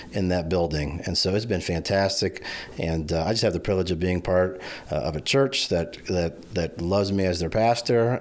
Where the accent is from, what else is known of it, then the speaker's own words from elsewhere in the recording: Hershey, Pennsylvania, United States; moved away as an adult; also born or lived in Noble County, Indiana; now in Kendallville, United States; I grew up in Hershey, Pennsylvania